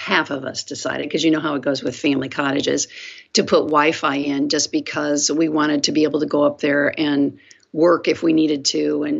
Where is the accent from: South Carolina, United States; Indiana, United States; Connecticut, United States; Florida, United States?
Indiana, United States; South Bend; moved away as an adult; also born or lived in San Angelo, Texas; I was born on an Air Force base in San Angelo, Texas, and then I was raised in South Bend, Indiana.